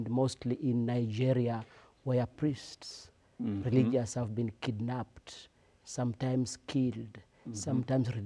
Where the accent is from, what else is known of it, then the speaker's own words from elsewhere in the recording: Nairobi, Kenya; I am from Kenya